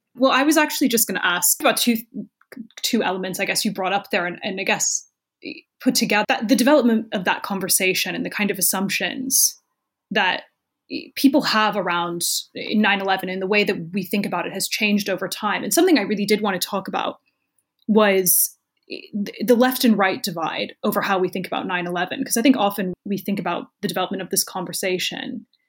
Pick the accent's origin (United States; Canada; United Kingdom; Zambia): United States; Dayton, Ohio; moved away as an adult; I grew up in Dayton, Ohio, but my mom is from Park Ridge